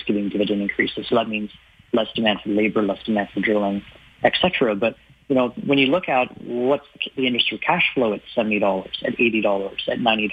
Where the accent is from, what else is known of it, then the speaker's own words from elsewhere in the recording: Ottawa, Ontario, Canada; now in Toronto, Canada; I grew up in, I was born in Ottawa, I live in Toronto